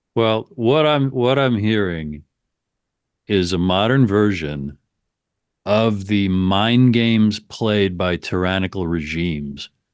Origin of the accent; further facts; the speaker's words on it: New York, United States; I grew up in and around New York